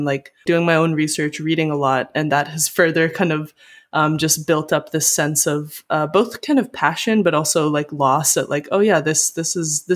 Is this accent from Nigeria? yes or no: no; Vancouver, British Columbia, Canada; also born or lived in Belgrade, Serbia; I was born in Belgrade, moved to Canada